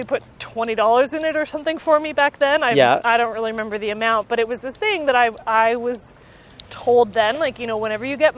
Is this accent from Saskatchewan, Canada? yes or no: no; Victoria, British Columbia, Canada; I grew up in Victoria, and I went to, like, the first thing I did was just a 2-year diploma at our local college